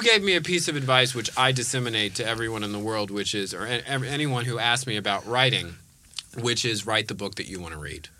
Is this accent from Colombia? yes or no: no; Bay Area, California, United States; I was born in the Bay Area